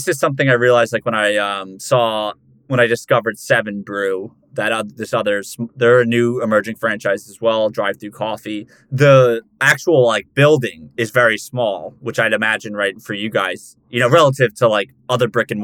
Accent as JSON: {"language": "English", "region": "New Jersey", "country": "United States", "tie": "born or raised there", "said": "I grew up in New Jersey"}